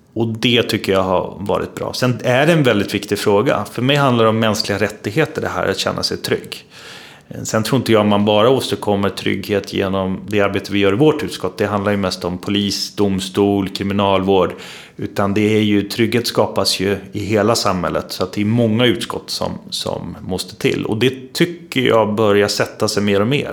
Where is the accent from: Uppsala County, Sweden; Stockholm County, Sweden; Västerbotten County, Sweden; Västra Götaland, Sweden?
Uppsala County, Sweden; Uppsala; jag är ju uppvuxen i Uppsala. Ehm, jag är född i Uppsala, jag bor i Uppsala.